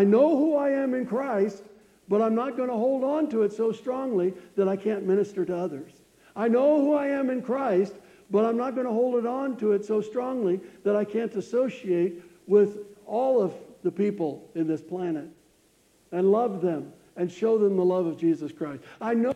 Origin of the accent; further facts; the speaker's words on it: United States; I wish I was from Africa instead of the United States